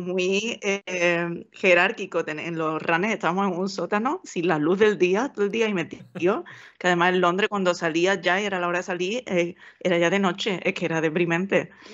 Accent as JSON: {"language": "Spanish", "town": "Seville", "region": "Andalusia", "country": "Spain", "tie": "born or raised there", "also_born_or_lived": "Valencia / United Kingdom", "moved": "as an adult", "said": "el sitio que te llevan de pequeño, cuando estás en Sevilla, te llevan de excursión"}